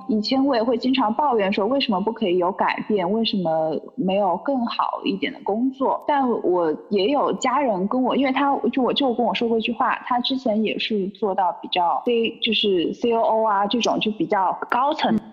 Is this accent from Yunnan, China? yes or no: no; Sichuan, China; also born or lived in Shenzhen / Guangzhou / Melbourne; now in Chengdu, China; 虽然我不是成都人，但我是四川的